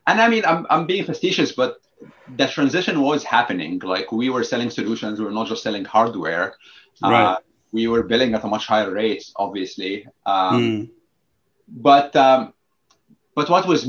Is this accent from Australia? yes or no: no; Egypt; English is a second language; moved away as an adult; also born or lived in New York / New Jersey; I grew up in Egypt